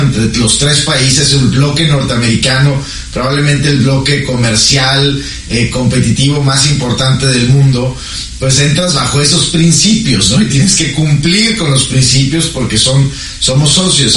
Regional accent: Mexico; nosotros como mexicanos en México

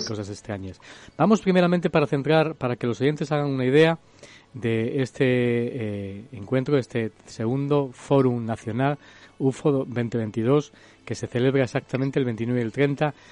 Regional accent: Cáceres, Extremadura, Spain; Yo soy extremeño, ya nos hemos, hemos convivido, hemos compartido comunidad autónoma, la ciudad de Cáceres que es la ciudad que me vio nacer

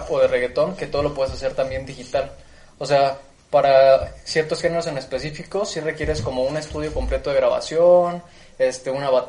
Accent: Ecatepec, State of Mexico, Mexico; somos de Catepec, Estado de México.

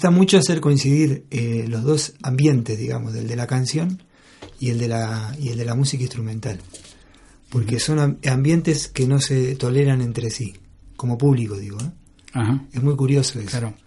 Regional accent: Argentina; moved away as an adult; now in Spain; con ese grupo vine de Argentina yo

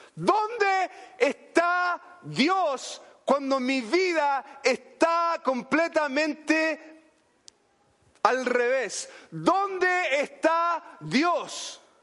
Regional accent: Chile; en Chile diríamos bacán

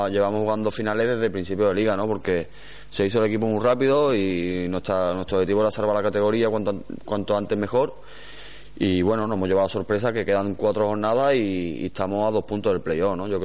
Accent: Córdoba, Andalusia, Spain; Sí que es verdad que el equipo de mi ciudad, ¿no? Y como cordobés que soy

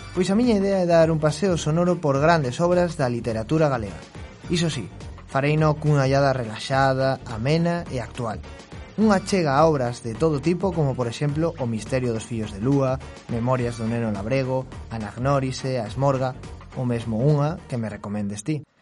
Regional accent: Valladolid, Castile and León, Spain; son de Valladolid.

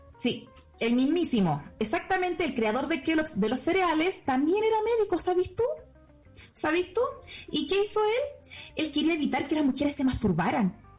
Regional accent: Chile; yo nací en Chile

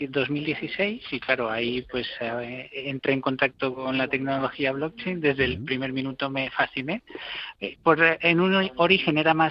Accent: Mexico; also born or lived in Spain; pues yo como mexicano como español puedo ejercer tengo una ventaja no de poder ejercer de puente entre estos dos mundos

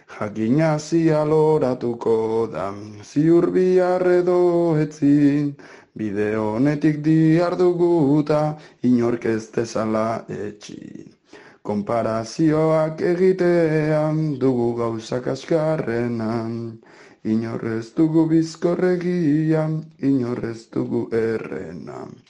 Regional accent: Basque Country, Spain; moved away; also born or lived in Biscay / Gipuzkoa; jaio nintzen ara bandagoen oazi txiki batean

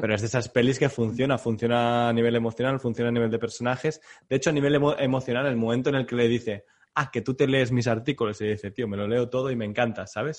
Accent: Catalonia, Spain; como catalán

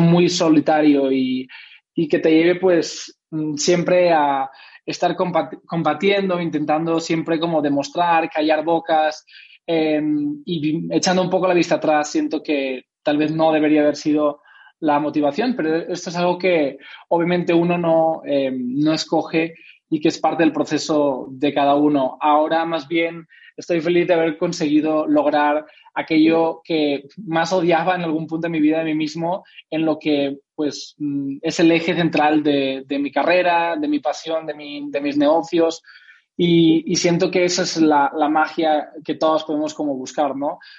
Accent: Spain; soy español

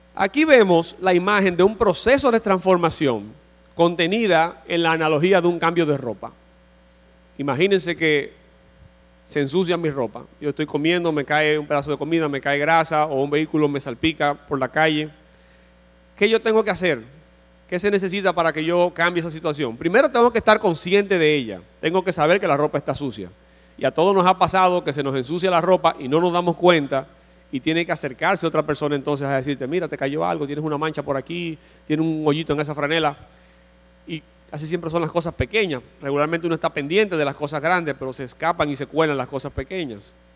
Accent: Dominican Republic; nosotros como dominicanos vivimos en una sociedad

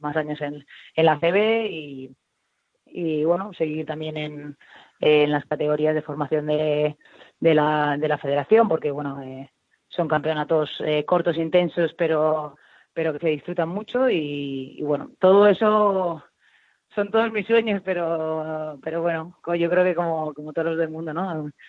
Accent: Valencia, Valencian Community, Spain; yo como valenciana tengo un orgullo increíble de que, de que mi ciudad vuelva a tener un equipo profesional

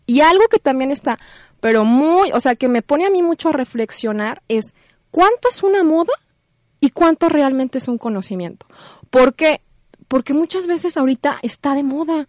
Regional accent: Guadalajara, Jalisco, Mexico; yo soy tapatía

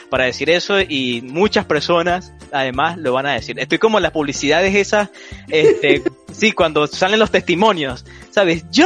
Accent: Venezuela; moved away; E, por esa razón, por ese motivo salimos de, de Venezuela, eh, a, salir adelante, a emprender, a buscar una, un mejor porvenir, una, una mejor vida para nosotros, para nuestras familias.

